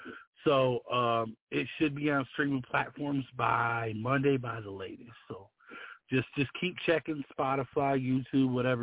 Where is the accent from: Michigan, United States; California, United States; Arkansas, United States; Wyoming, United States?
Michigan, United States; Detroit; now in southern Indiana, United States; I'm originally from Detroit, but, you know, right now I live in southern Indiana.